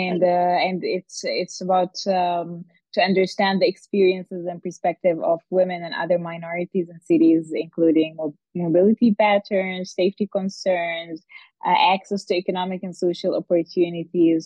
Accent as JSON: {"language": "English", "region": "Dubai", "country": "United Arab Emirates", "tie": "born or raised there", "also_born_or_lived": "Egypt / Cairo / Netherlands", "said": "I was born and lived in Dubai most of my life, and I am Egyptian, so I've been in Cairo quite a lot as well."}